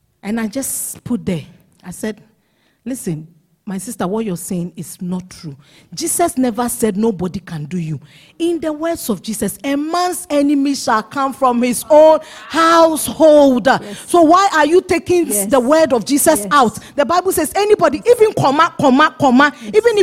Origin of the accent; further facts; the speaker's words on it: Ghana; accent: Ghanaian English; I'm speaking Ghanaian English